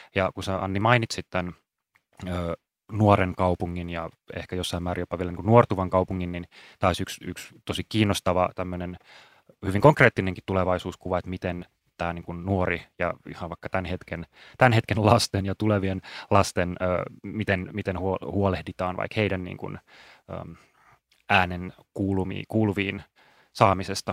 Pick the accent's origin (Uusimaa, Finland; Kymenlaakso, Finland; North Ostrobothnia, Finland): Uusimaa, Finland; Espoo; moved away; rakas entinen kotikaupunkini Espoo